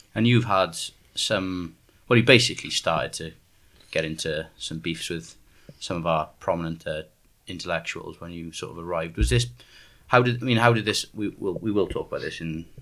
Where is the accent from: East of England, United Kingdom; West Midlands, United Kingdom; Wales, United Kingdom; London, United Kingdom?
Wales, United Kingdom; South; I'm from South Wales